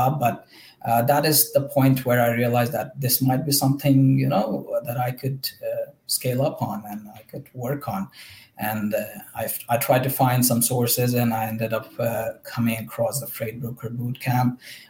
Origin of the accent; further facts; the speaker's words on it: India; English is a second language; now in ?; I'm actually from India, by the way. And I was studying in Ukraine back in 2019.